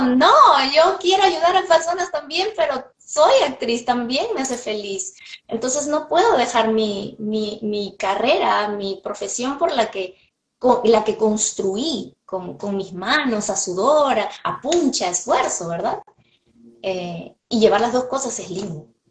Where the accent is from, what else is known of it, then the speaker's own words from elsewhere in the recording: Peru; moved away as an adult; now in Los Angeles, United States; en mi país, Perú, soy medianamente conocida